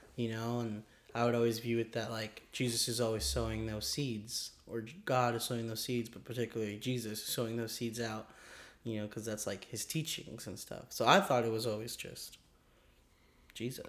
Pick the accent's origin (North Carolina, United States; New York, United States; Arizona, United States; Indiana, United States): Arizona, United States; Mesa; We both kind of live in Arizona. Um, I'm from Mesa.